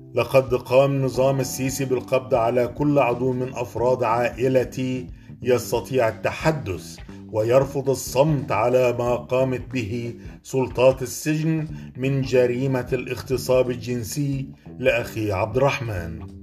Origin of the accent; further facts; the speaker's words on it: Egypt; أنا كمواطن مصري